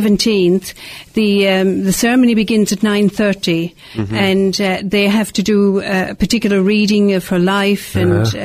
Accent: Ireland; I canonized him very early in the being an Irishman.

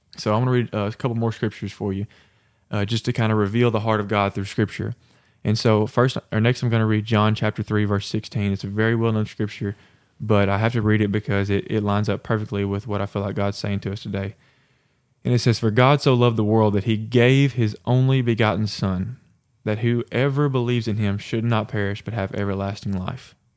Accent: the Bible Belt, United States; growing up in the Bible Belt

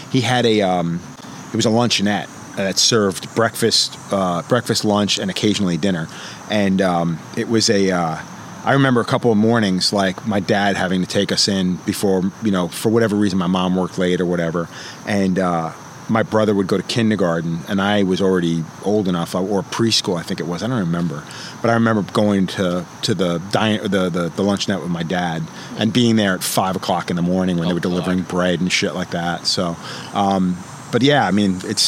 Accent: Lindenhurst, New York, United States; now in New Haven, United States; I grew up on Long Island, New York. I'm from the South Shore of Long Island, town called Lindenhurst

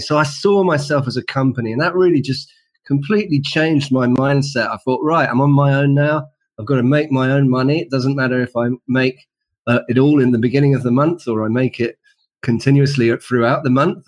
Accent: London, United Kingdom; in London, in the UK, as you can probably tell from my accent

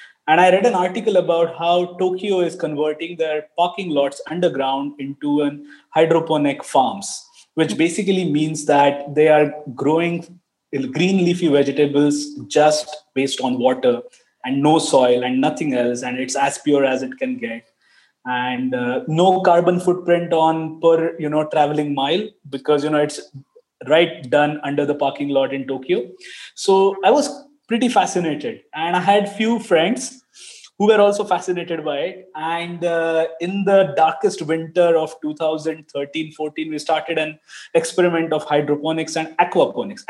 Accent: Pune, Maharashtra, India; also born or lived in Finland; I come from India, a Pune city, which is about 200 kilometers from Mumbai

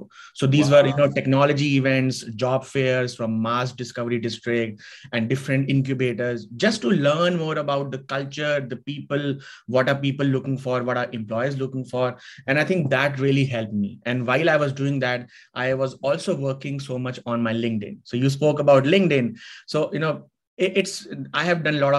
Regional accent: India; moved away as an adult; now in Canada; I'm originally from India, grew up there

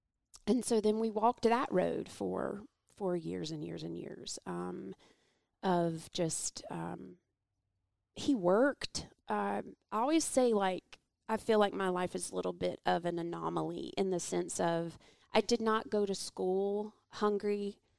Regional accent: Atlanta, Georgia, United States; born there; Okay. Well, I was born in Atlanta.

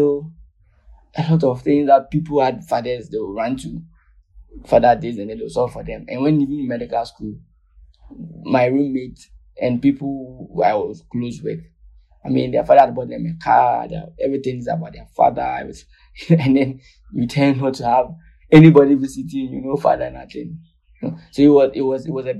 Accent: Ghana; I was born in Ghana. I had my medical training in Ghana.

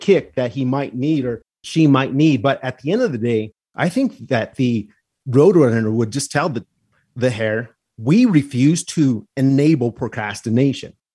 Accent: the Southwest, New Mexico, United States; I am from the Southwest. I like where I was raised.

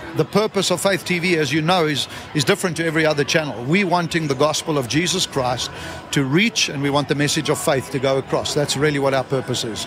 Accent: South Africa; I come from South Africa

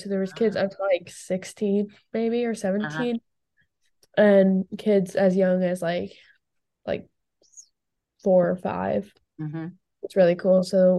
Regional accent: Colorado, United States; also born or lived in Austin, Texas / Fort Collins, Colorado; So I was born in Austin, Texas. And then when I was 3 years old, we moved to Colorado for my dad's work. And we moved into Gray Rock Co-Housing in Fort Collins, Colorado, which was so cool.

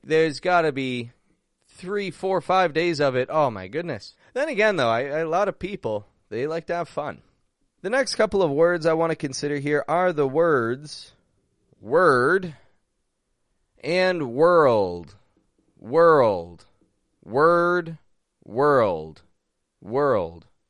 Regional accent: Toronto, Ontario, Canada; now in Mexico; I'm from Toronto, and I'm actually back up in Canada today

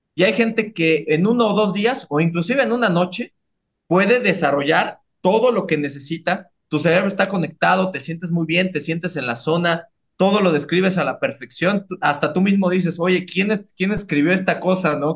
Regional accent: Mexico City, Mexico; yo, yo soy de Iztapalapa para el mundo, ¿no? Entonces, este, yo soy de, de, de Iztapalapa la Bella, de Iztapajud, el Bronx de la Ciudad de México

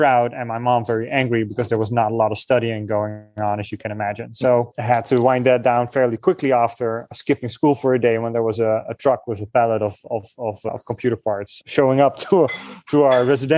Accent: Netherlands; moved away; I'm from the Netherlands

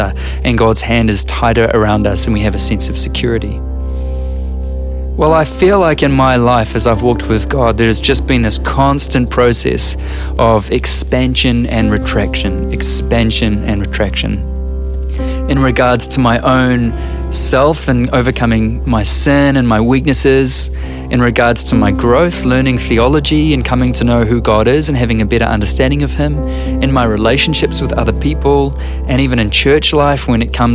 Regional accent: New Zealand

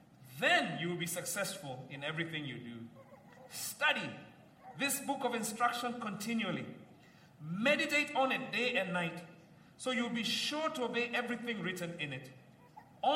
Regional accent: Kenya; like many Kenyans

